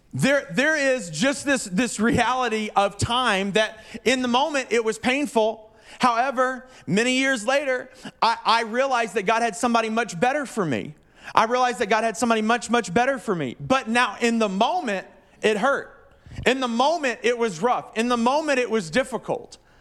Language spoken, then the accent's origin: English; the South, United States; moved away; I'm from the South